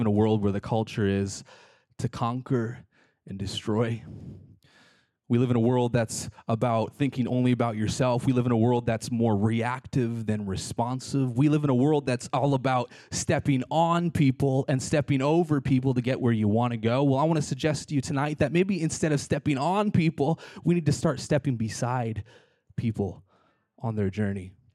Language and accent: English; British Columbia, Canada; moved away; I lived in British Columbia, Canada. I'm Canadian